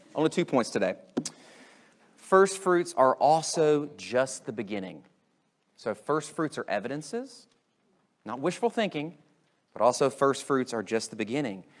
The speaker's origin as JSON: {"language": "English", "country": "United States", "tie": "born or raised there", "said": "I'm in America and I grew up going to this Christian school and I grew up going to this evangelical church."}